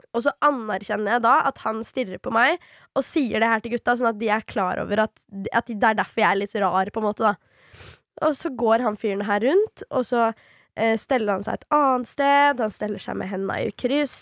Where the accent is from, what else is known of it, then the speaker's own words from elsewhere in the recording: Svelvik, Buskerud, Norway; also born or lived in Drammen; nå er jo ikke jeg originalt fra Drammen heller, jeg er jo fra Svelvik